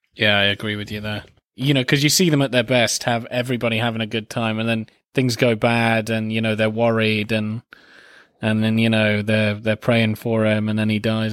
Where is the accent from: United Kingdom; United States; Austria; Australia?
United Kingdom; as a British man